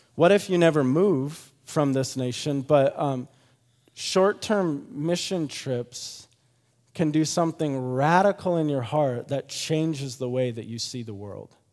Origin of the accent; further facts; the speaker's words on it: Grand Rapids, Michigan, United States; moved away; I'm from Grand Rapids, Michigan originally